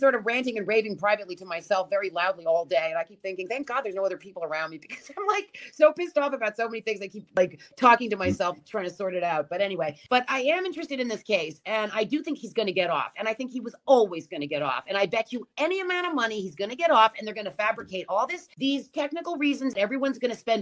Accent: New York, United States; I'm from New York

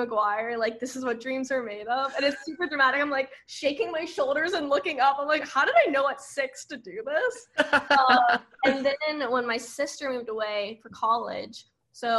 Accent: Auburndale, Florida, United States; moved away as an adult; now in Nashville, United States; everyone from my hometown say Auburndale

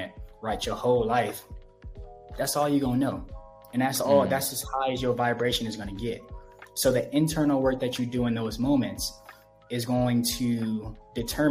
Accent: Los Angeles, California, United States; moved away as an adult; now in Ecuador; I grew up on 108th in Vermont

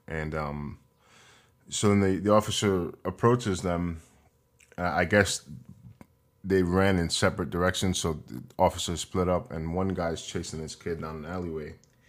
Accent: New York, United States; I'm from New York and I grew up here, and New York, I mean, there are conservatives here, but it's mostly liberals.

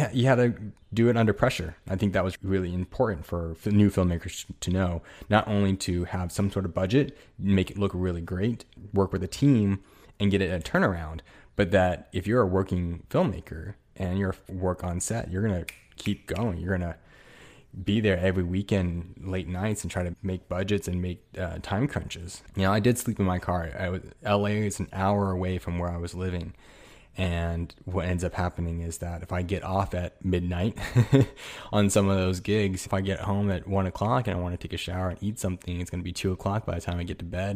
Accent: Ontario, California, United States; moved away; also born or lived in New York / Los Angeles; I go to school and grew up in Southern California and place, a little place called Ontario, California.

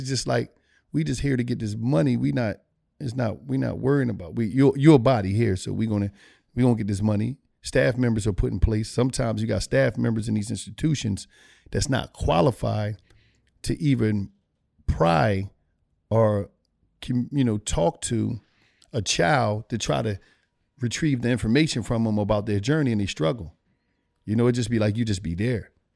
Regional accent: Philadelphia, Pennsylvania, United States; I grew up in Philadelphia, uh, Pennsylvania

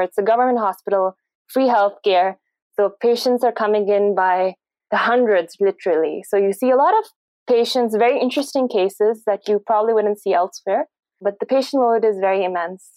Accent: Pakistan; I did my uh, medical education from Pakistan, and I'm originally from Pakistan.

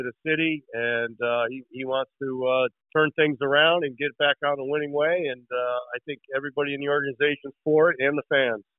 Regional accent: Greenwich, Connecticut, United States; I grew up in Greenwich, Connecticut

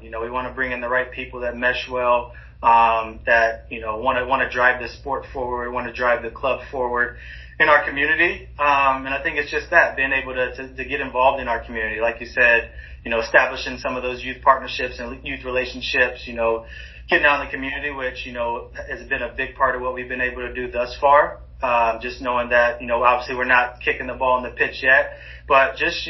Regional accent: Charlotte, North Carolina, United States; in my home state in Charlotte was, you know, just a dream come true

